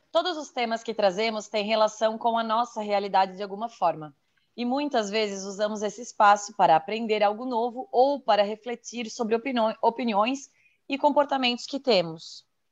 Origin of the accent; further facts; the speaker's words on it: Santa Catarina, Brazil; sou de Santa Catarina